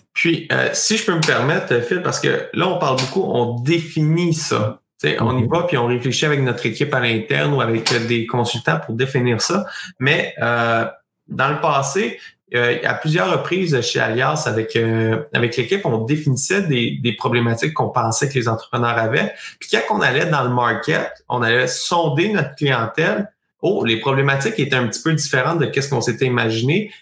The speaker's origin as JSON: {"language": "French", "town": "Sherbrooke", "region": "Quebec", "country": "Canada", "said": "je suis de Sherbrooke"}